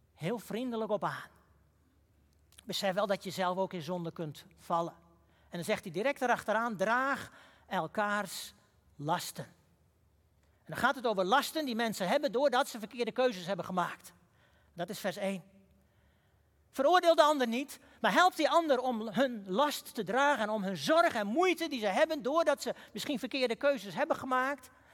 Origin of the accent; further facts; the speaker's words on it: Huizen, North Holland, Netherlands; In het dorp waar ik ben opgegroeid, huizen